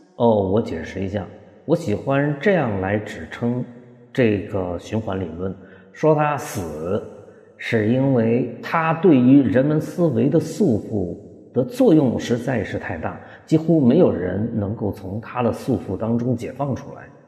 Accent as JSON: {"language": "Chinese", "region": "Hunan", "country": "China", "said": "咱们湖南人的表达方式"}